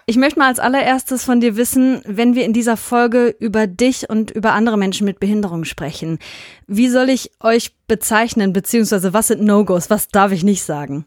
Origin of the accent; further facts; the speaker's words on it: Hünxe, North Rhine-Westphalia, Germany; wir kennen uns äh, aus dem Dorf, aus dem wir kommen, aus Hünxe